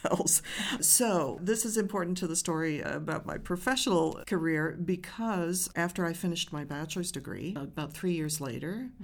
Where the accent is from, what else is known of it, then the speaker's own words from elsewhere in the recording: Rochester, New York, United States; also born or lived in Maine; I grew up in Rochester, New York, the home of the Eastman School of Music